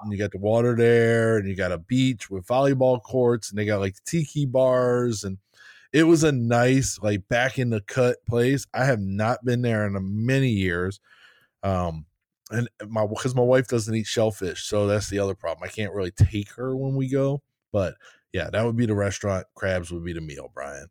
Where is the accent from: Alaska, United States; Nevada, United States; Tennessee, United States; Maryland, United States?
Maryland, United States; I'm a Maryland guy, so we're going hometown, right? I'm from Maryland